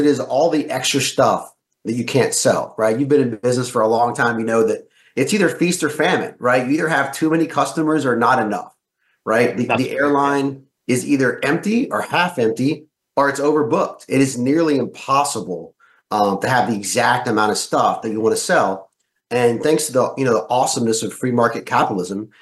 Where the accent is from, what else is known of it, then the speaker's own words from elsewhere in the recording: the South, United States; I grew up in the South